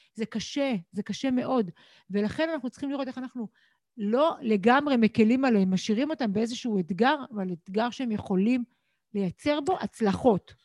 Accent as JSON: {"language": "Hebrew", "country": "Israel", "tie": "born or raised there", "said": "אני גדלתי, נולדתי בישראל בבית"}